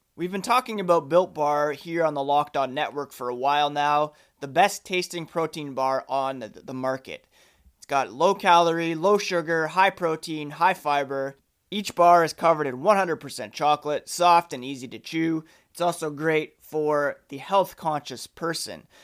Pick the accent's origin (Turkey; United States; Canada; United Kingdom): Canada; me being Canadian